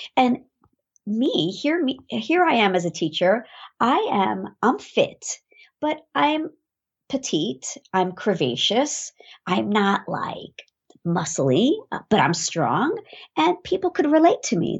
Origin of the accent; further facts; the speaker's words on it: New York City, New York, United States; I am from New York